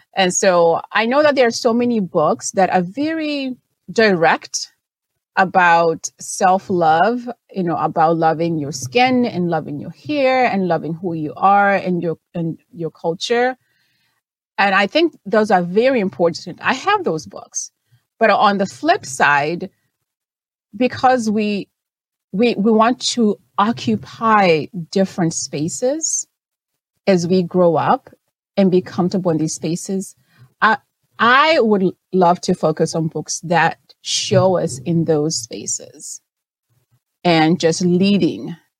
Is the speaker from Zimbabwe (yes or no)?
yes; Zimbabwe; first language Shona; English is a second language; moved away; I was born and raised in Zimbabwe